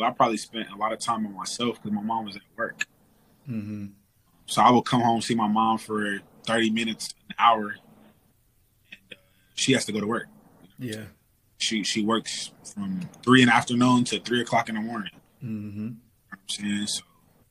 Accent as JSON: {"language": "English", "town": "Detroit", "region": "Michigan", "country": "United States", "tie": "born or raised there", "said": "I mean, in a long story short, it was growing up in a slightly impoverished area. You know what I'm saying? Attending public school, sharing books, sharing pretty much everything with your classmat"}